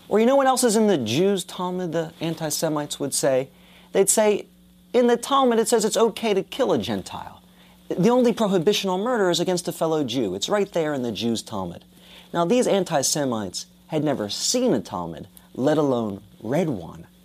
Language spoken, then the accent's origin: English; United States; I've had the privilege of growing up in America. I've had the privilege of growing up in a country where I don't have to be ashamed of my Judaism.